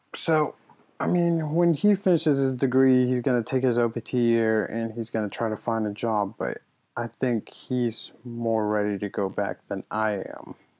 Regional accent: United States; also born or lived in Mexico; I've lived here my entire life. I've I mean, I did everything that everyone goes through in middle school, high school, college. So I mean, I'm I'm I'm as American as the next person

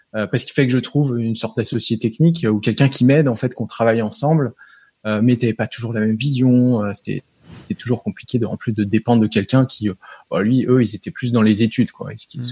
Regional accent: Nancy, Grand Est, France; on est du nord-est à Nancy

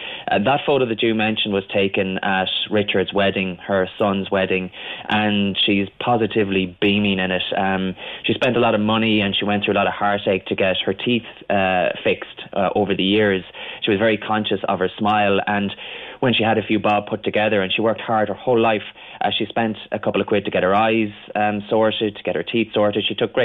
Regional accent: Barna, Connacht, Ireland; It reminded me an awful lot of where I grew up in Barna in County Galway

